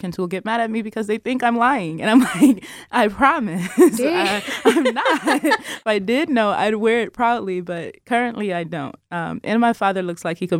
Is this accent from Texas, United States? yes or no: no; Detroit, Michigan, United States; I'm from Detroit.